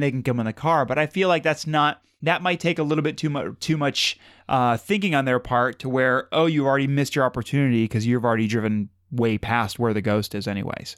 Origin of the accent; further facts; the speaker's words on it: Madison, Ohio, United States; where we grew up in Madison